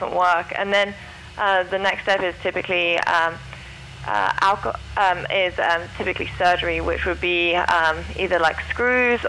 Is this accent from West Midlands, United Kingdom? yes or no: no; St Albans, East of England, United Kingdom; moved away; I'm from England also, near